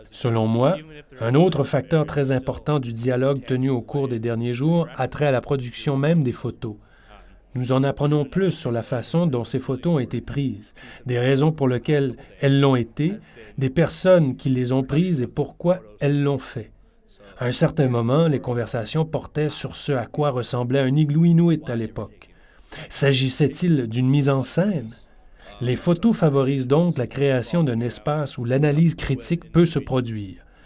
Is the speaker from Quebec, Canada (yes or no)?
no; Iqaluit, Nunavut, Canada; Je suis originaire d'Iqaluit